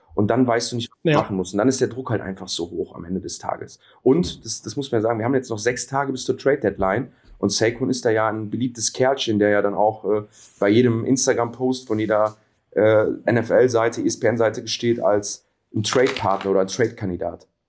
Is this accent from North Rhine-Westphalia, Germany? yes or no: yes; Cologne, North Rhine-Westphalia, Germany; wir sind ja alle Kölner